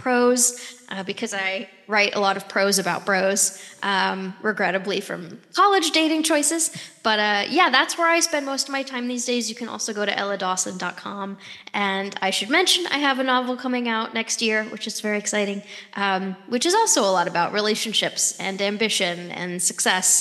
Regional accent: Greenwich, Connecticut, United States; I grew up in Greenwich, Connecticut

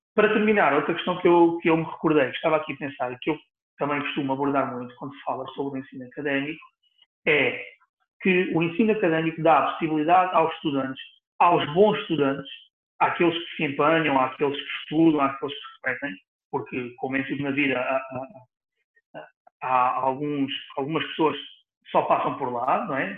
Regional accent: Setúbal, Portugal; aqui em Setúbal, onde eu, onde eu nasci, onde eu vivo.

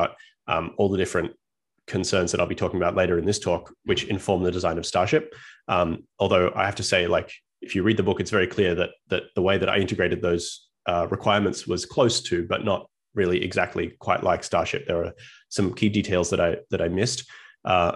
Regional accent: Australia; moved away as an adult; now in United States; As you can tell from my accent, I was born and raised in Australia

